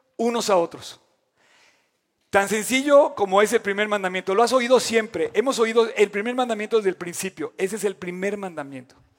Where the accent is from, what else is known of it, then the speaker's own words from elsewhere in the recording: Mexico; como mexicanos